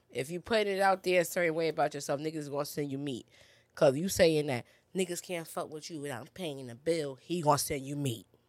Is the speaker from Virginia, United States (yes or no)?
no; New York, United States; I'm a New Yorker.